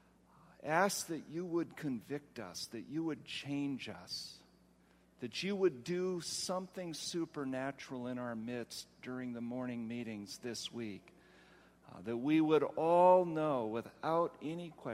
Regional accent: Ohio, United States; I come from Ohio. Where it is so flat

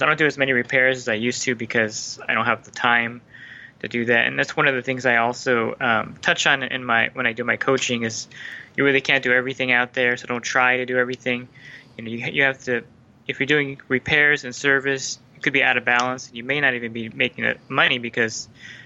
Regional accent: Southern California, United States; also born or lived in New Jersey; So I'm 46, going to be 47 pretty soon, so almost 40 years in California

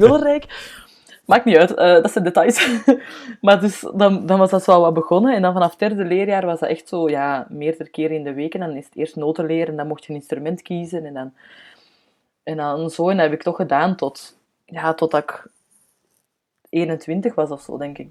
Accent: Antwerp, Flanders, Belgium; ik kom van Antwerpen, hè, dus dat hoort je normaal heel hard

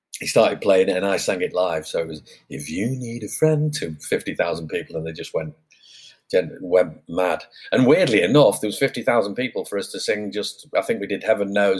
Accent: Manchester, North West England, United Kingdom; now in Placentia, United States; I grew up in Manchester

